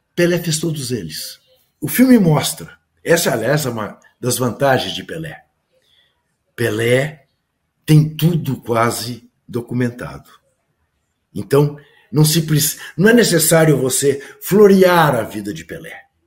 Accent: Brazil; as pessoas te perguntam de onde você vem e você fala é do Brasil

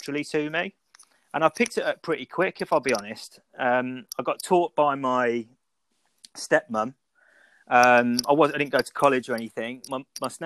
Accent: Birmingham, West Midlands, United Kingdom; moved away; also born or lived in Milton Keynes / Banbury / Leamington Spa; I'm actually from Birmingham

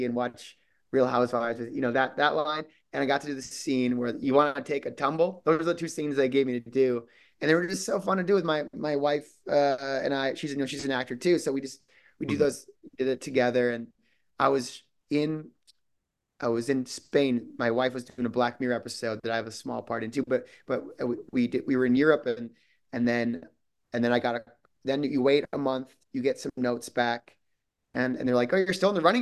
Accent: southern Minnesota, United States; moved away; I'm from Minnesota

